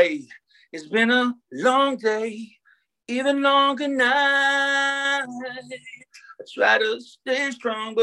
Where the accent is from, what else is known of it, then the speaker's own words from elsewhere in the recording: Toronto, Ontario, Canada; Born and raised in Toronto, like I said, played hockey my whole life